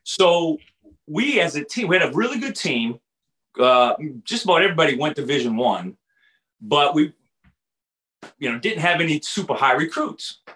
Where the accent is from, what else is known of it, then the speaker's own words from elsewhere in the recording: Everett, Massachusetts, United States; also born or lived in Arkansas; I grew up about four miles from the Boston Garden